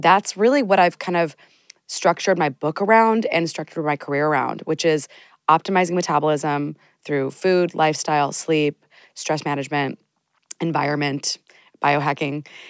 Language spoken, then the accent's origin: English; United States; I'm from the United States